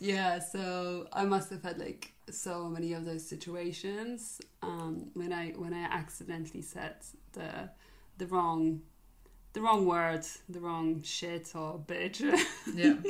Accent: Poland; English is a second language; now in United Kingdom; I'm Polish

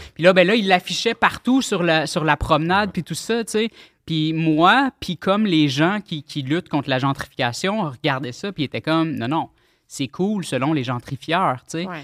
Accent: Pointe-Calumet, Quebec, Canada; j'étais euh, à l'école primaire à Pointe-Calumet

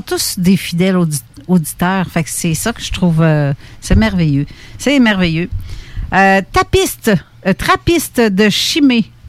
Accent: Canada

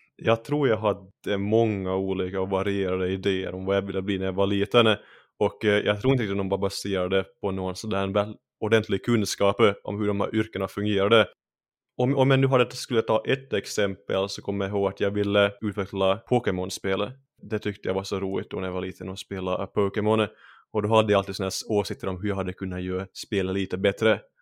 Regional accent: Finland; first language Swedish; moved away as an adult; now in Sweden; Jag är ju finlandssvensk, så, så jag ja. har alltid pratat svenska. Och eh, det är för mm. att det är mitt modersmål

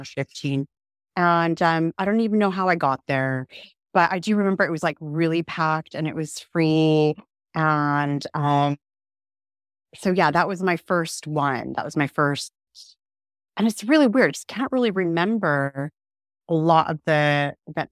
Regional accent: Southern California, United States; now in Herefordshire, United Kingdom; I grew up in Southern California

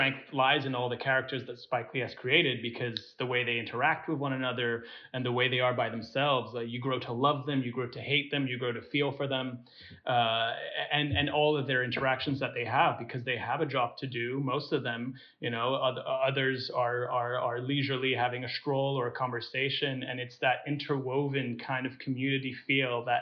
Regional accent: Singapore; moved away; we grew up in Singapore

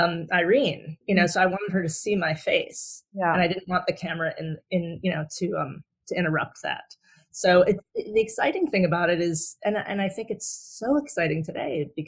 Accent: Southfield, Michigan, United States; I'm originally from Southfield, Michigan, which is right outside of Detroit.

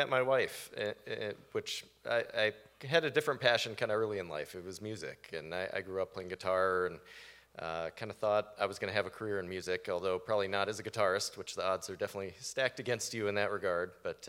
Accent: Tampa, Florida, United States; moved away; So I grew up in South Florida, the Tampa Bay area.

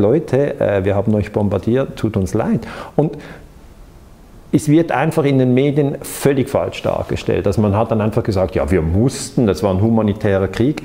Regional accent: Switzerland; als Schweizer

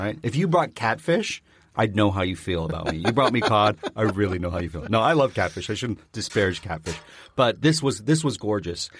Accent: Canada; I'm Canadian.

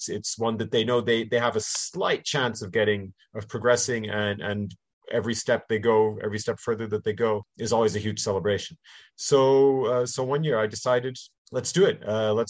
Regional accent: Canada; born there; accent: slight North American; I am bilingual. My mother's family is English, and I was born in Canada and went to international schools. So that explains my English and also my slight North American accent.

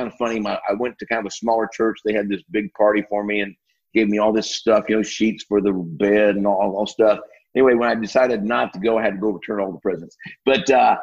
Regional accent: Iowa, United States; now in Texas, United States; I was born in the Midwest, up in Iowa, actually. And great place to be from

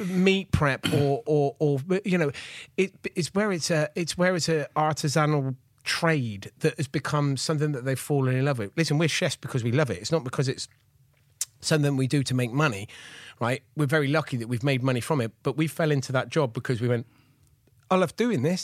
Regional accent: Gloucester, South West England, United Kingdom; I'm from Gloucester, and I grew up in the eighties

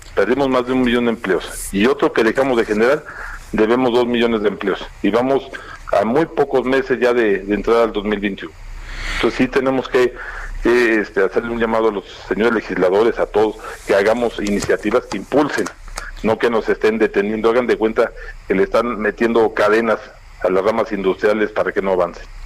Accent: Mexico; como mexicanos

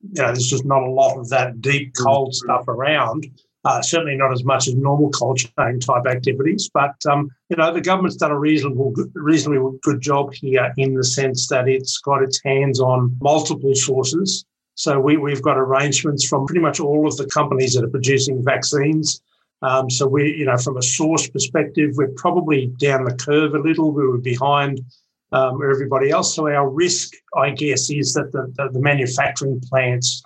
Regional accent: Brisbane, Queensland, Australia; my hometown of Brisbane

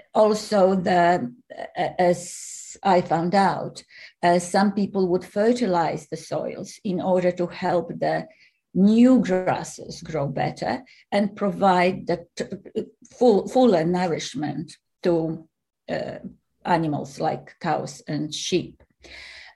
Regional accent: Poland; now in Australia; I was born in Poland, for the record, and I lived here for, well, now nearly 40 years

